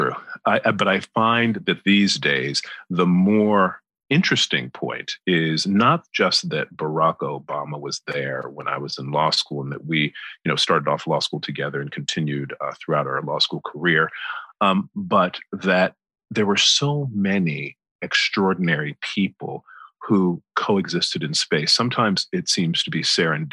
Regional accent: the American South, North Carolina, United States; accent: American; moved away as an adult; now in United Kingdom; I've come from the American South

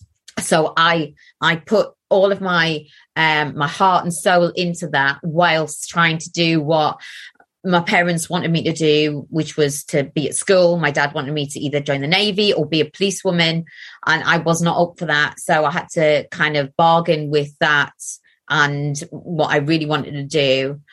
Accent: Gateshead, North East England, United Kingdom; accent: Geordie; moved away; I'm from Gateshead. Now I'll start a little bit more. Like, I'll sound more Geordie now that I'm talking about it. But I did move away from Gateshead when I was

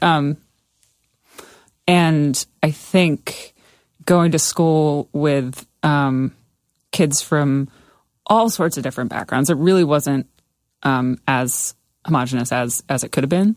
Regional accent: Somerset County, New Jersey, United States; growing up in Somerset County

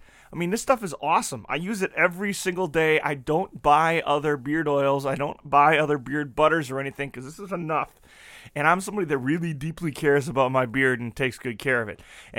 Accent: La Crosse, Wisconsin, United States; Growing up in La Crosse, I had two parents who loved each other and were in love with Jesus.

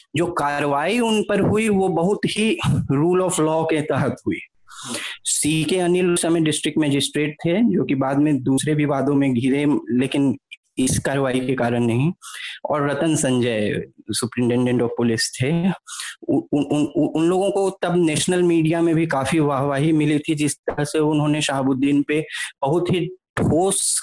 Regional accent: Bihar, India; मैं, मैं ऐसे राज्य से आता हूँ जो कि खुद एक बहुत वायलेंट सोसाइटी है बिहार

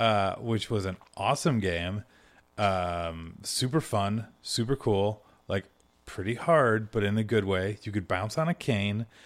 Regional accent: Michigan, United States; moved away; I'm originally from Michigan

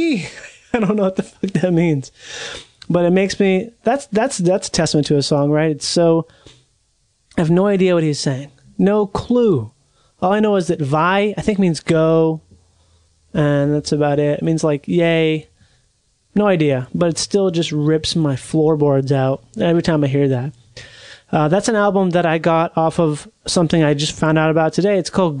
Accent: Minnesota, United States; now in Southern California, United States; I'm from Minnesota.

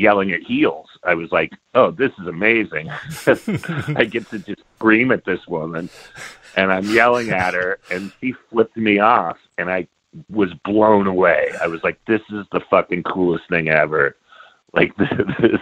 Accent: Bay Area, California, United States; I grew up in the Bay Area in the 70s

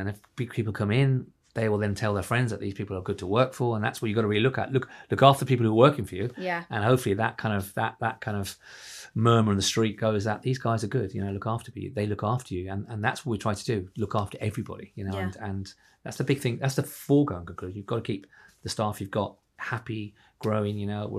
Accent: Ireland; now in London, United Kingdom; I came from Ireland into London. It's a scary place when you're on your own, and it is.

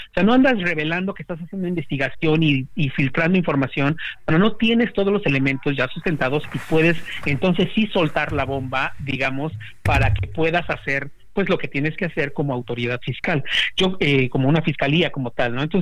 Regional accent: Mexico; now in United States; si México tuviera una fiscalía, digo tuviéramos, aunque yo vivo en Estados Unidos

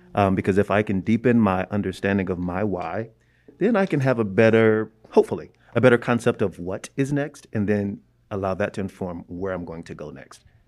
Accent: Jacksonville, Florida, United States; now in Chicago, United States; I am from Jacksonville, Florida. but I'm now living in Chicago, Illinois

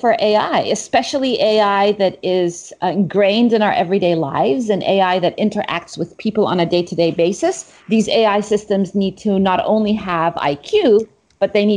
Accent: Egypt; moved away as an adult; also born or lived in Middle East / Cambridge; I grew up in the Middle East, in Egypt and around the Middle East

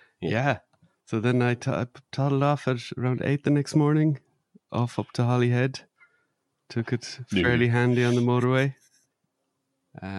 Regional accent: Ireland; where my mum lives and where I grew up in Ireland

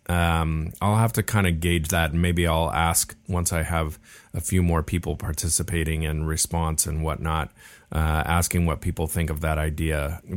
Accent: Laguna Beach, California, United States; we were born and raised in Laguna Beach

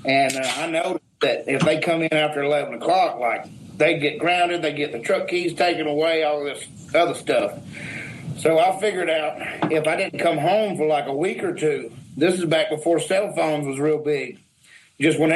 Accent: Louisiana, United States; where I grew up in Louisiana

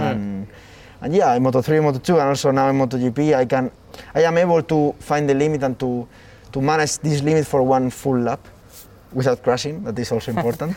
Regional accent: near Jarama, Community of Madrid, Spain; five minutes from my my home my hometown

